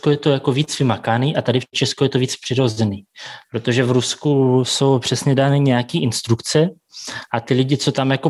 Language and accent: Czech; Siberia, Russia; now in Prague, Czech Republic; Zase zrovna jako moje rodina bude v Moskvě, protože my jsme ze Sibíře, takže je to nějakých 7000 tisíc kilometrů od se.